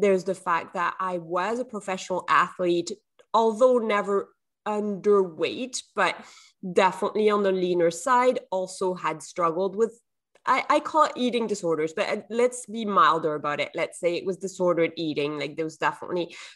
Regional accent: southern France, France; English is a second language; now in Canada; I'm from the south of France originally, but I live in Canada now

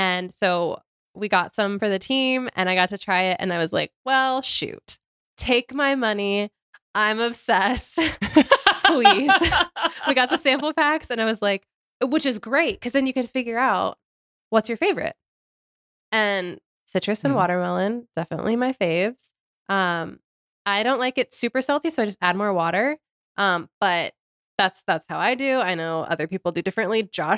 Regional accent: Ohio, United States; I'm from Ohio.

